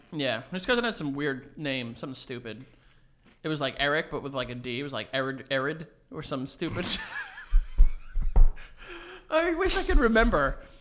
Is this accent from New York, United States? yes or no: yes; New York City, New York, United States; also born or lived in Milford, Connecticut; we're from New York. We're from Astoria, New York